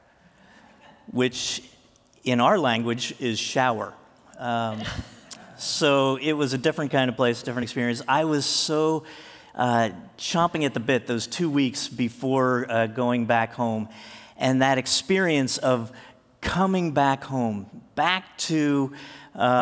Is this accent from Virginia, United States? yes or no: no; Jersey Shore, New Jersey, United States; moved away as an adult; also born or lived in Tulsa, Oklahoma; I was born in Jersey. I grew up at the Jersey Shore.